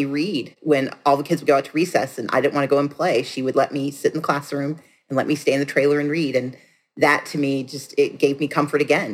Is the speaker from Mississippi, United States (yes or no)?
yes; Gulfport, Mississippi, United States; I grew up on 2020 South Street in Gulfport, Mississippi